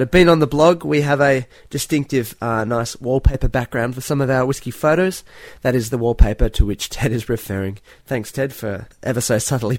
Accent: Australia; we're Australian

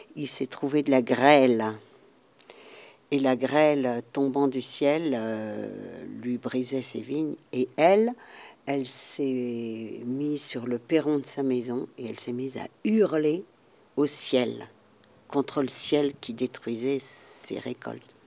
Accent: Alsace, Grand Est, France; je viens d'Alsace. En Alsace, il y a un dialecte différent du français

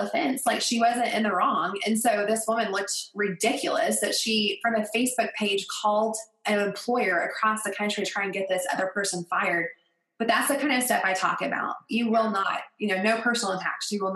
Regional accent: Colorado, United States; Geographically, I'm from Colorado

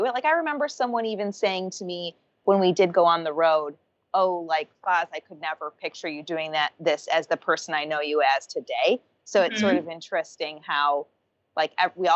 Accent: Detroit, Michigan, United States; moved away; also born or lived in Chicago; I grew up in Michigan

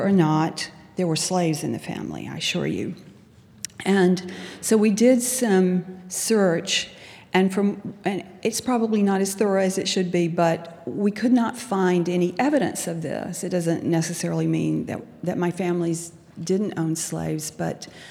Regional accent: Albany, Georgia, United States; I grew up in pre-civil rights South as a child

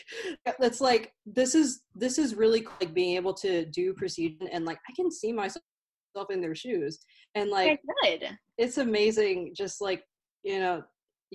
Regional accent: an hour from Dayton, Ohio, United States; Dayton, Ohio, which is like an hour away from my hometown.

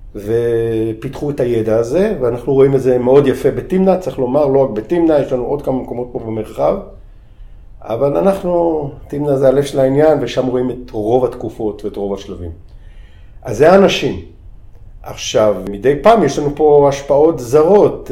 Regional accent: Tel Aviv, Tel Aviv District, Israel; moved away as an adult; אני מהמרכז, אני גדלתי בעיר בתל אביב

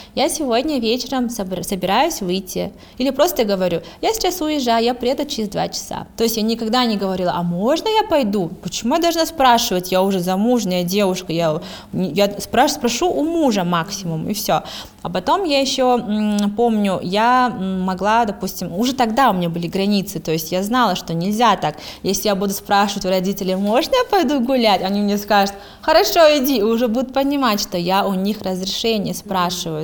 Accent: Kazakhstan

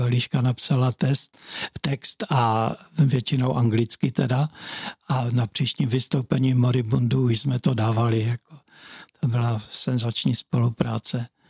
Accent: Hlučín, Moravian-Silesian Region, Czechia; já jsem bydlel na Prajské v Bobrovníkách

